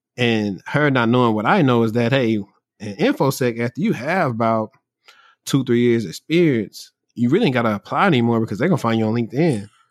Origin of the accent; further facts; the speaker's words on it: Louisiana, United States; I'm from Louisiana where housing is cheap.